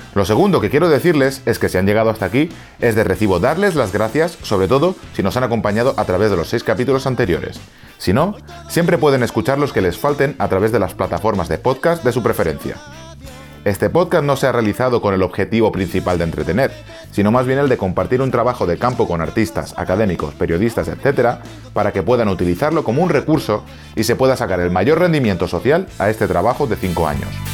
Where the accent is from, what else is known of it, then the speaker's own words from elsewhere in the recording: Xàbia, Valencian Community, Spain; now in United States; Xavia, mi pueblo